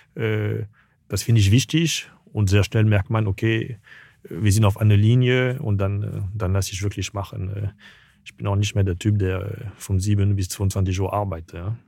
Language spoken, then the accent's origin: German; Paris, Île-de-France, France; German is a second language; moved away; also born or lived in Tunisia; Also ich bin in Paris geboren, aber dann war dann von ein, zwei Wochen bis zwei Jahre war ich in Tunesien